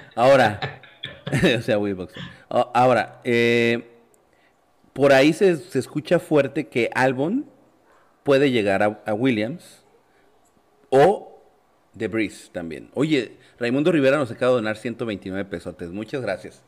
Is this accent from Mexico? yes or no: yes; Mexico; no somos locales los mexicanos